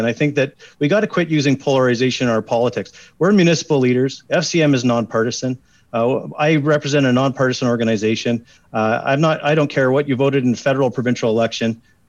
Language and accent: English; Alberta, Canada; As an Albertan, we kind of fell off our horse.